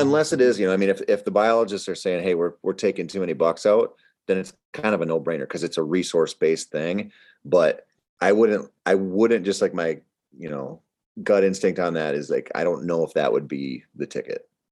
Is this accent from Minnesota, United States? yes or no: yes; Minnesota, United States; I'm from Minnesota